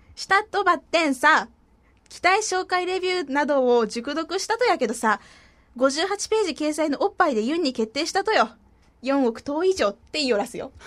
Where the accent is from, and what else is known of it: Fukuoka, Japan; accent: Hakata dialect; moved away as an adult; now in Tokyo, Japan